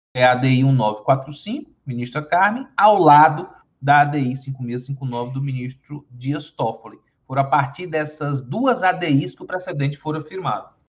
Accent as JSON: {"language": "Portuguese", "town": "Teresina", "region": "Piauí", "country": "Brazil", "tie": "born or raised there", "accent": "sotaque do sul do Piauí", "moved": "yes", "said": "eu sou piauiense, sou nascido na cidade de Teresina, capital do estado do Piauí, mas com uma vivência muito grande no estado"}